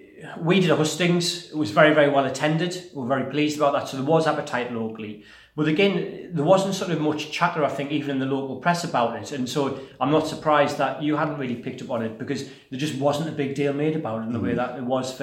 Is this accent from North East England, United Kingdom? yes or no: yes; North East England, United Kingdom; Well, not even at Tyneside, I'm from Wearside